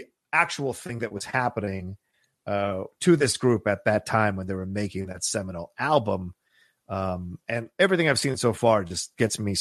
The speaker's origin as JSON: {"language": "English", "region": "Virginia", "country": "United States", "tie": "born or raised there", "also_born_or_lived": "Tallahassee, Florida", "moved": "yes", "said": "growing up in Southern Virginia, or Virginia rather"}